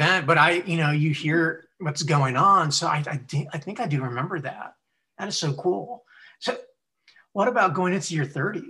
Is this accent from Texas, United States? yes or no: yes; Texas, United States; He goes, you from Texas? I'm like, yes, sir.